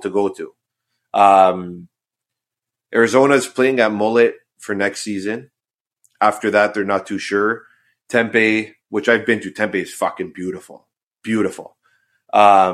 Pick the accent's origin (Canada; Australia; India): Canada; As a Canadian